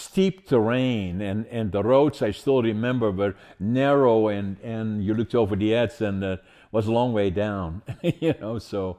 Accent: Netherlands; born there; I was born in Holland during the Second World War. I was born in 1940, liberated by the Canadians, actually, in April the 12th, 1945.

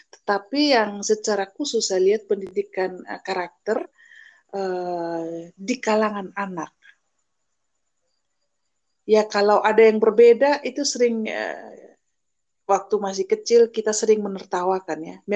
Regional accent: East Nusa Tenggara, Indonesia; saya bahkan ya saya sebagai orang Sumba tidak mempelajari uh, suku saya diri saya identitas saya

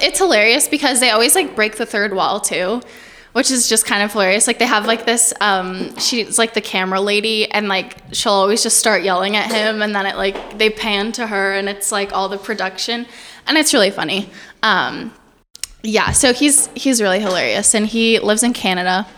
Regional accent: Portales, New Mexico, United States; I'm from Portales, New Mexico

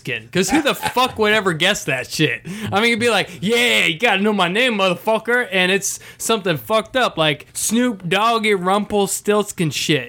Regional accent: Ohio, United States; I'm from that fucking state.

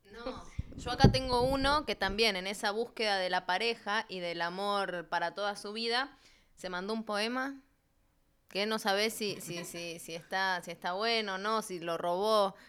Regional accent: Argentina; now in Santiago, Chile; soy de Argentina

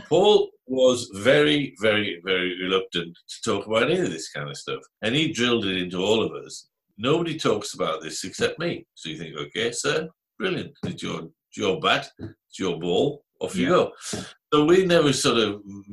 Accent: Cumbria, North West England, United Kingdom; moved away as an adult; also born or lived in London; now in Guildford, United Kingdom; I come from Cumbria originally, way many years ago

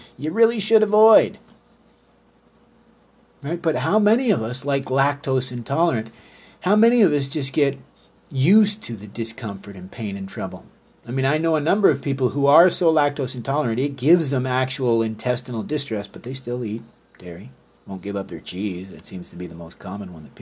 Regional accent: Canada; being a Canadian

